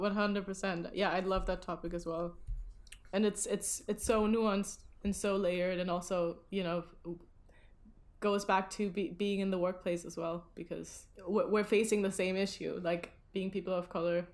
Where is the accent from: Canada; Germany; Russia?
Germany; now in London, United Kingdom; usually in Germany, everybody would be like, "Where are you from?" and I would be like, "I am from here.